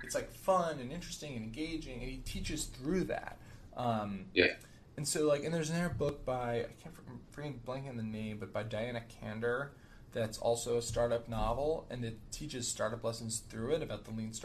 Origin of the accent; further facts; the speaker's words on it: New Jersey, United States; I grew up in New Jersey